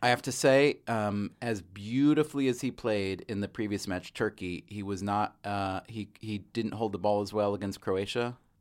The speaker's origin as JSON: {"language": "English", "country": "United States", "said": "as an American, for me, even as an American adult"}